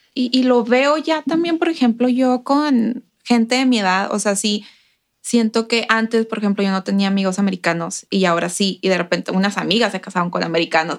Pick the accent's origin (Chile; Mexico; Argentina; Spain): Mexico; Ciudad Juárez, Chihuahua; moved away as an adult; now in El Paso, United States; yo crecí en Juárez todos los días cruzando para ir a la escuela